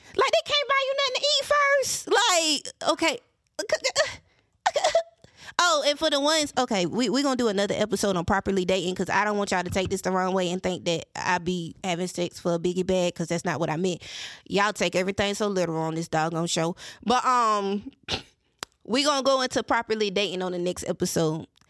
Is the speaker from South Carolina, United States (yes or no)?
yes; Mullins, South Carolina, United States; accent: country; I sound like I'm from Mullins